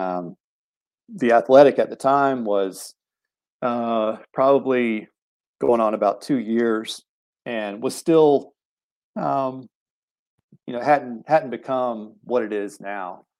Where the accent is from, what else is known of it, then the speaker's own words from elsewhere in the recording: Jacksonville, Florida, United States; I grew up in Jacksonville, Florida, writing for papers down there